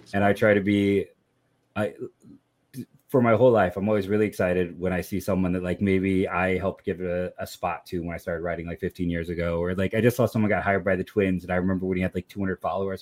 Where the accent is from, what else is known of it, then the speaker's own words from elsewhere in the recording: Akron, Ohio, United States; born and raised in, in Akron